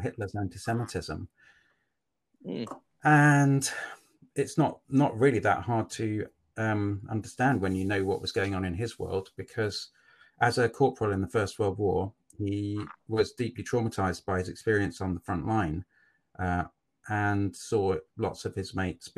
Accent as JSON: {"language": "English", "town": "Cambridge", "region": "East of England", "country": "United Kingdom", "tie": "born or raised there", "accent": "posh", "said": "I'm from Cambridge. I grew up in Cambridge and I went to uni at Cambridge."}